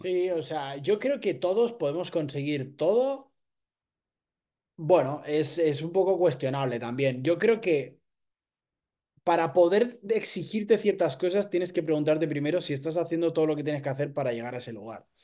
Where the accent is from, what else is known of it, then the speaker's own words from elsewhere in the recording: Barcelona, Catalonia, Spain; Soy un chico de Barcelona